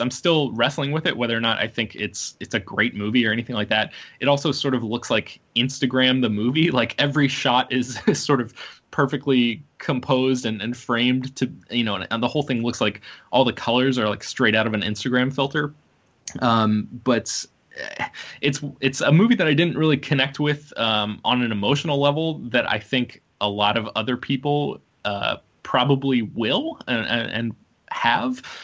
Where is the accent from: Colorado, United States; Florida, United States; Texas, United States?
Florida, United States; Jacksonville; I am also from Jacksonville, Florida